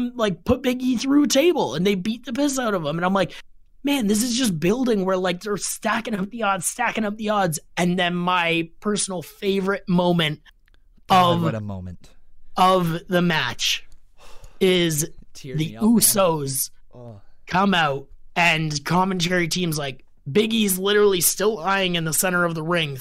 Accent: Canada; as a Canadian kid loving wrestling

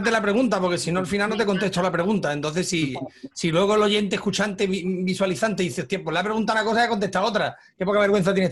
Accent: Mexico; Yo soy de México

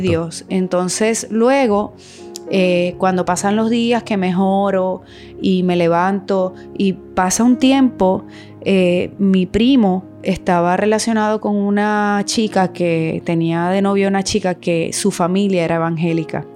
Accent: Venezuela; yo me siento venezolana también porque nací y me crié en ese hermoso país

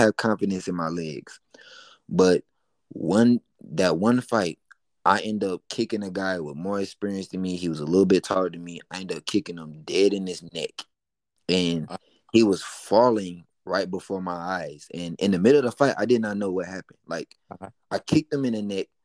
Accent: Detroit, Michigan, United States; also born or lived in Atlanta, Georgia; now in Chamblee, United States; I was born in Atlanta, but I was raised half of my life in Detroit

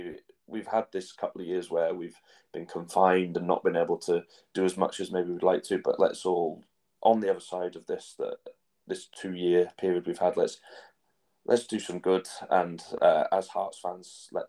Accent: England, United Kingdom; As an Englishman, they probably were a waste of time.

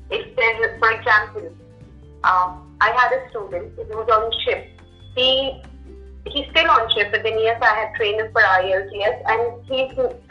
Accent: Mumbai, Maharashtra, India; moved away as an adult; also born or lived in Punjab; now in Goa, India; because I am from Mumbai and I had good communication skills

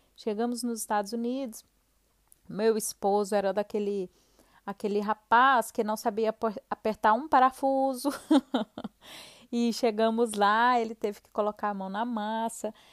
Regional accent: Goiânia, Goiás, Brazil; moved away as an adult; also born or lived in Florida, United States; now in Sweden; nós somos de Goiânia

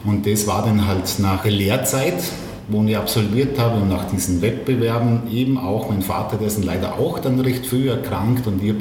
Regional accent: Mellau, Vorarlberg, Austria; äh, am Bregenzer Wälder, ein Marschächter Bregenzer Wälder, also äh, bin in Mellau aufgewachsen

